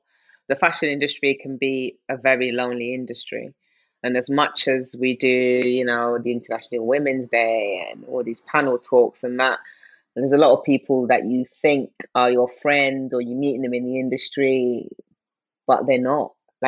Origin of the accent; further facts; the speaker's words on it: Nigeria; also born or lived in United Kingdom; That, yes, I was born into, I'm Nigerian, but obviously being Nigerian in the UK is very different than being Nigerian in Nigeria.